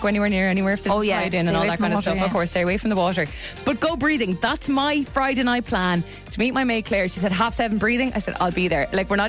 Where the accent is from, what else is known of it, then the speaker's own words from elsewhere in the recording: Mauritius; now in Portmarnock, Ireland; I'm from Mauritius originally.